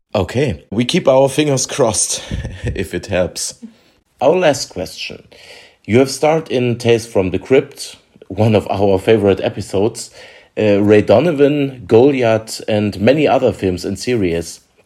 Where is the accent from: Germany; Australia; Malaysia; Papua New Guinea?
Germany; English is a second language; We are from Germany